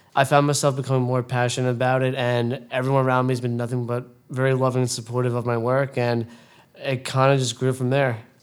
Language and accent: English; Brentwood, New York, United States; growing up in Brentwood, it was a great experience. I met a lot of good people here, and I still have a lot of childhood friends